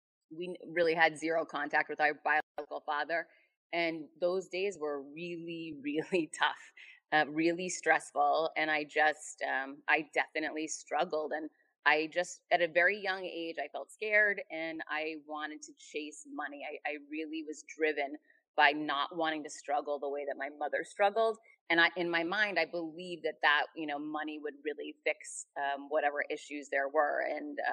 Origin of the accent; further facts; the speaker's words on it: Worcester, Massachusetts, United States; I grew up in Worcester, Mass